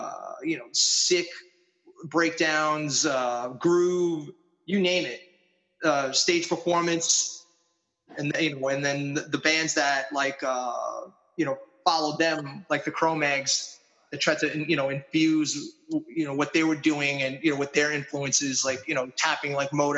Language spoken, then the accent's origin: English; New York City, New York, United States; I was born in Astoria, Queens.